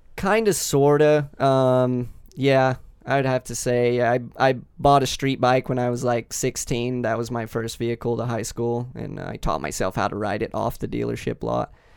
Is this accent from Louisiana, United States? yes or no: no; Kentucky, United States; moved away as an adult; also born or lived in Las Vegas; I grew up in Kentucky